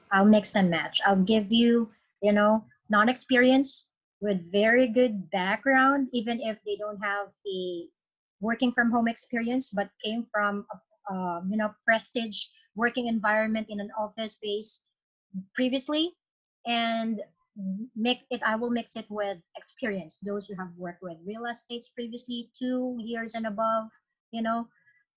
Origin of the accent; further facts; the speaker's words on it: Philippines; I'm Philippines